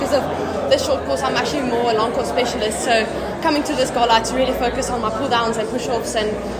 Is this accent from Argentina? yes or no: no; Pretoria, Gauteng, South Africa; I'm Pretoria.